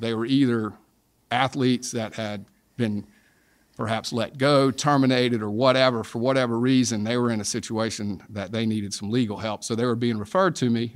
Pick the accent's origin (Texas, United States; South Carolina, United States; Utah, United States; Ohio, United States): South Carolina, United States; I'm from South Carolina, grew up in South Carolina